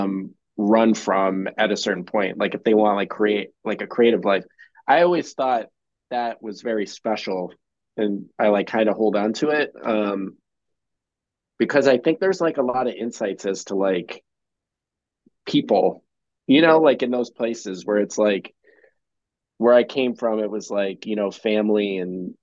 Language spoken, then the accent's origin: English; Medina, Ohio, United States; I actually am from like a town down the road, Medina, which is super small